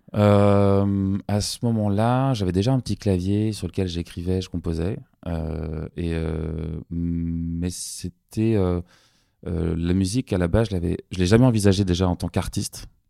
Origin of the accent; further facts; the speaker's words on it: Paris, Île-de-France, France; J'ai eu une enfance très heureuse, parisienne